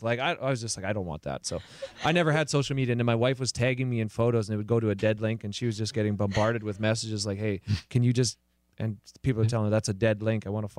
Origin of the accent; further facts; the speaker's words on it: the Canadian Prairies, Canada; now in Los Angeles, United States; And I'm from the prairies in Canada. My hometown has 600 people. We're a farming community.